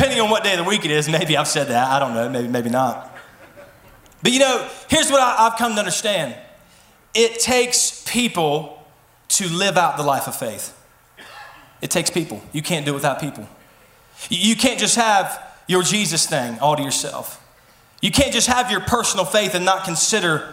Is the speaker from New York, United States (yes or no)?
no; Mason, West Virginia, United States; I was born and raised in Mason, West Virginia, so I know every back road